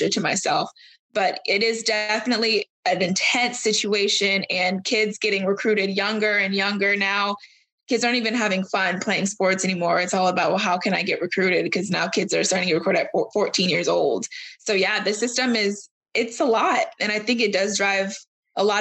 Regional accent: Florida, United States; I'm from Florida

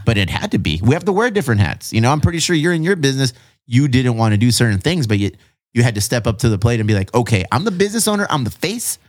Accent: Chula Vista, California, United States; all of my life, I've been here in Chula Vista

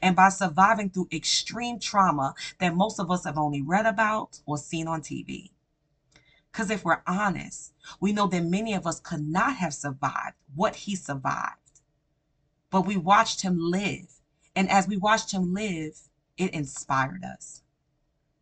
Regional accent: New York, United States; I'm a New Yorker and I grew up from my teen years to my young adult years within the Rough Rider culture

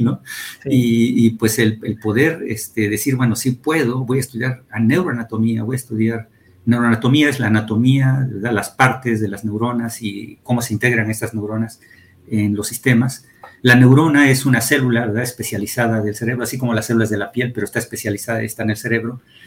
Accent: Atlixco, Puebla, Mexico; also born or lived in Mexico City; yo nací en el Distrito Federal, pero viví mi niñez allá en, en Atlisco

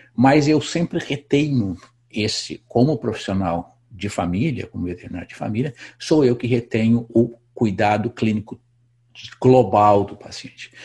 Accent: Brazil; moved away as an adult; faz 20 anos que eu saí do Brasil

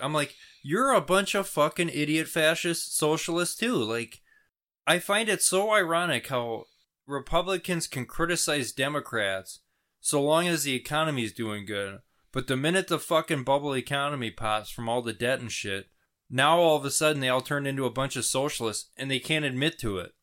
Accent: United States; as an American

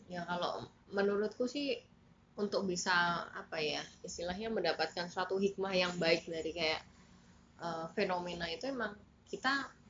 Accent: Semarang, Central Java, Indonesia; kayak apa ya kayak mungkin kita kan asalnya dari Semarang terus kita melihat

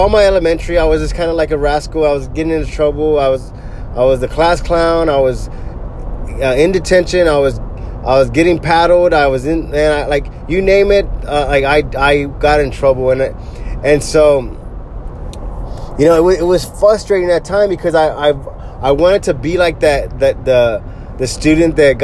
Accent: Corpus Christi, Texas, United States; also born or lived in Bay City, Texas; I grew up here in Corpus Christi, Texas. We moved here I was like 3 years old, and we used to live in Bay City, Texas

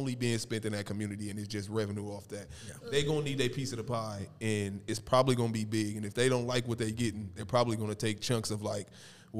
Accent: Omaha, Nebraska, United States; I'm from Nebraska. Even in North Omaha

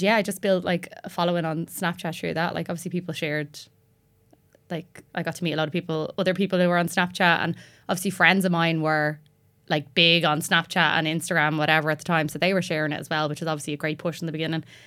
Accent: Tallaght, Leinster, Ireland; I'm from Tala.

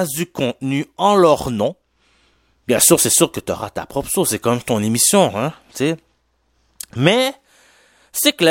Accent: Quebec, Canada; accent: Haitian; est-ce que vous voyez par mon accent que je suis un peu haïtien? Ouais, je suis un Québécois d'origine haïtienne.

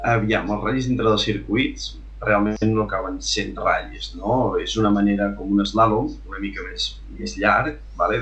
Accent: Olost de Lluçanès, Catalonia, Spain; also born or lived in Vic; now in Santa Coloma de Farners, Spain; sóc d'Aules de Lluçanès, nativament, després vam anar a viure a Vic i ara finalment resideixo a Santa Coma de Farners

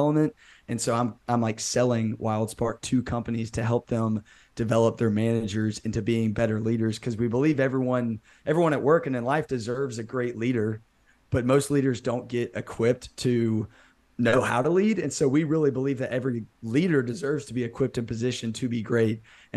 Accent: Birmingham, Alabama, United States; I'm from Birmingham, Alabama. I've lived here my whole life

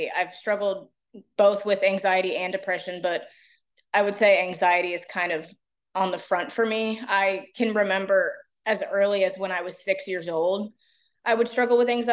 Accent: Raleigh, North Carolina, United States; now in Wilmington, United States; I'm originally from Raleigh

